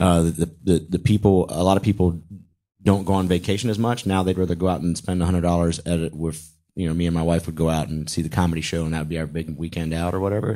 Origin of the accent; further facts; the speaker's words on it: Charlotte, North Carolina, United States; now in Atlanta, United States; I'm from Charlotte